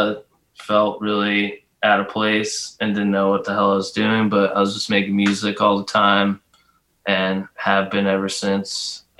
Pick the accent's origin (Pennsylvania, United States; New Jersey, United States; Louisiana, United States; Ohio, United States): Pennsylvania, United States; Bucks County; now in New Orleans, United States; No, I'm from Bucks County, Pennsylvania.